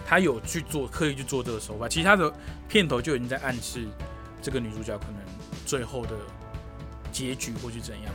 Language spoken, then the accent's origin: Chinese; Taiwan; 我是台湾人